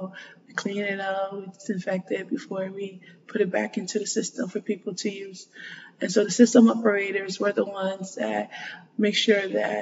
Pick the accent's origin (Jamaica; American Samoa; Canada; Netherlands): American Samoa; So I'm from American Samoa. It's a tiny island in the South Pacific.